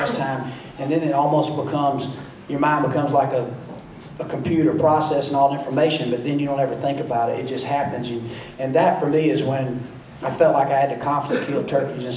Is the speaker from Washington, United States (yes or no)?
no; Georgia, United States; growing up in Georgia